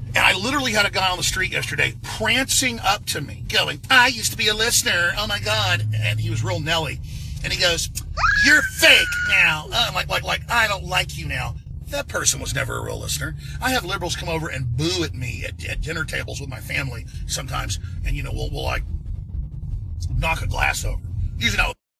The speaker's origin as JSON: {"language": "English", "region": "Texas", "country": "United States", "accent": "Texas", "said": "I do have a Texas accent. I am from Texas."}